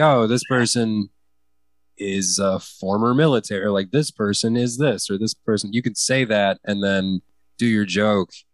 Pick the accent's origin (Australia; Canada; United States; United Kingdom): United States; I am an American